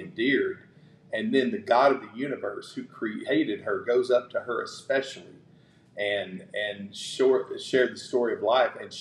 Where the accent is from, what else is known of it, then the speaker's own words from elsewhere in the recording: Knoxville, Tennessee, United States; moved away as an adult; also born or lived in Williamson County, Tennessee; now in Henderson, United States; I grew up in East Knoxville